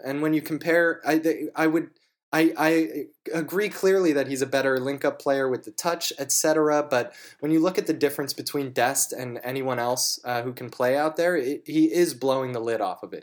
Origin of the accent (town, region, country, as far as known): United States